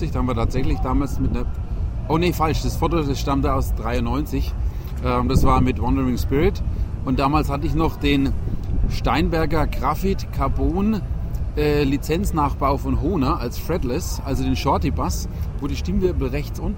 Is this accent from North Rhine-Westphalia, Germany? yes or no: no; Coburg, Bavaria, Germany; Also seit meiner Geburt quasi komme ich aus Coburg.